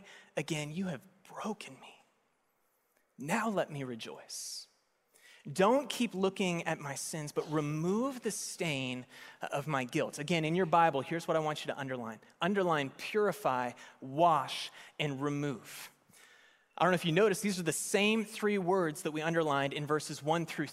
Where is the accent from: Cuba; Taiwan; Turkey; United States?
United States; Las Vegas, Nevada; I was born in Las Vegas, which is Sin City